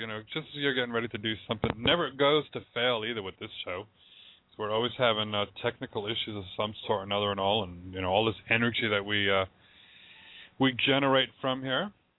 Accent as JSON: {"language": "English", "town": "West Warwick", "region": "Rhode Island", "country": "United States", "tie": "born or raised there", "also_born_or_lived": "Providence", "moved": "yes", "said": "I was originally from Rhode Island. I grew up in West Warwick, and then I lived in Providence."}